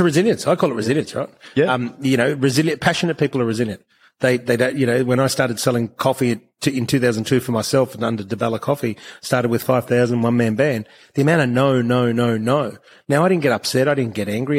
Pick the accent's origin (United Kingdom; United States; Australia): Australia; I was born in Australia